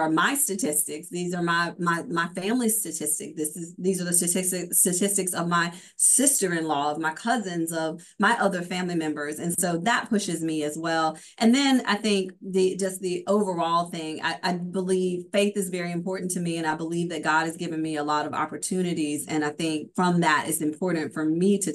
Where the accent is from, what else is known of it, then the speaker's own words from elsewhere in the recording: Meridian, Mississippi, United States; I'm from Meridian, Mississippi